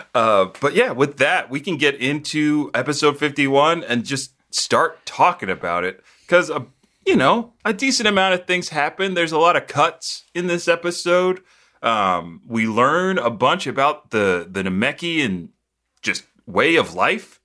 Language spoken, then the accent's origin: English; United States; being an American